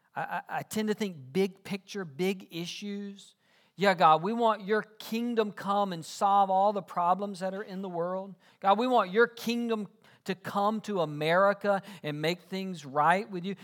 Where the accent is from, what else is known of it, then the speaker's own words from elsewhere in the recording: South Georgia, United States; I grew up in South Georgia.